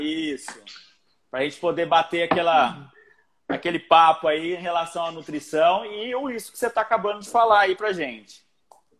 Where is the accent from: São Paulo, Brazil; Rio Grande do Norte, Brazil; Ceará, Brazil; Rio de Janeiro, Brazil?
São Paulo, Brazil; Barretos; sou de Barretos